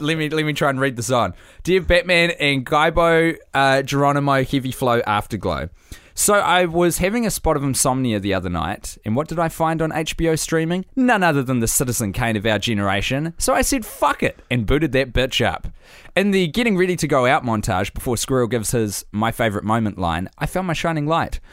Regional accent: New Zealand; I have spent an entire lifetime as a New Zealander

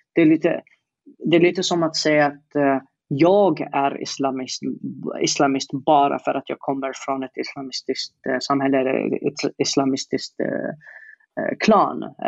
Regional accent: Yemen; Swedish is a second language; moved away as an adult; now in Sweden; att sitta i Yemen i 20 år

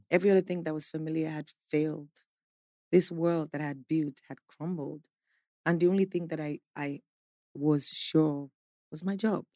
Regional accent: Nigeria; I am a Nigerian

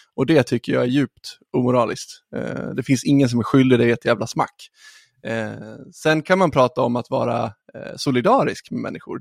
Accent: Ludvika, Dalarna County, Sweden; Jag är från eh, Ludvika.

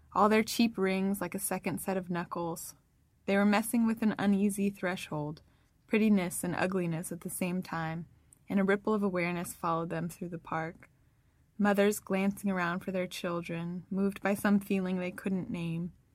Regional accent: Northern California, United States; I'm from California, Northern California especially

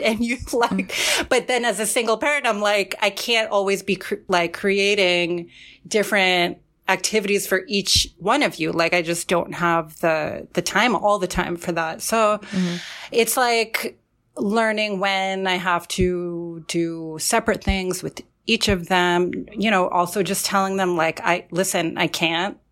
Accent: Central New Jersey, United States; also born or lived in Forest Hills, Queens, New York; I was born in Queens, um, in Forest Hills, but we had recently moved to Central New Jersey

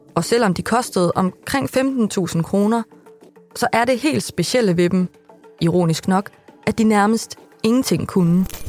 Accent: Vildbjerg, Central Denmark Region, Denmark; i Vildbjerg, hvor jeg er fra

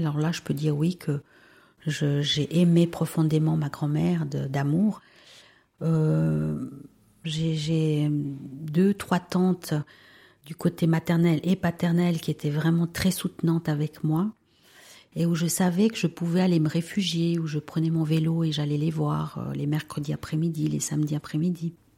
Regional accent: Valais, Switzerland; first language Spanish; French is a second language; also born or lived in Peru; j'ai 45 ans et je suis valaisanne. J'ai grandi dans une famille euh, tout à fait classique

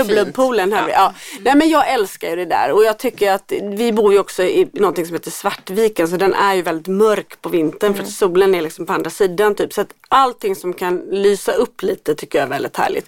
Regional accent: Gothenburg, Västra Götaland, Sweden; i Göteborg där jag kommer ifrån

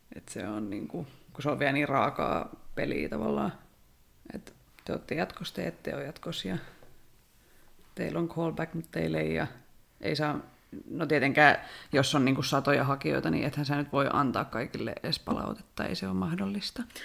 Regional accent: Rauma, Satakunta, Finland; Mä oon Raumalta.

